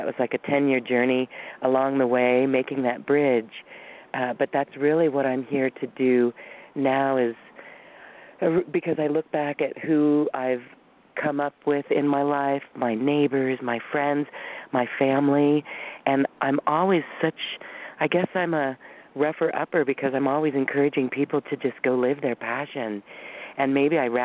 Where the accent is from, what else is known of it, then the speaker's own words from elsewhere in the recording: Boulder, Colorado, United States; moved away as an adult; also born or lived in Taiwan / Guam; we were both growing up in Boulder